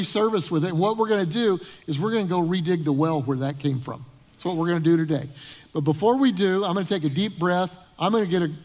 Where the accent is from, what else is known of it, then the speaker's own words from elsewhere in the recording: Denver, Colorado, United States; moved away as an adult; also born or lived in Northern Illinois; Debbie and I grew up in Denver, Colorado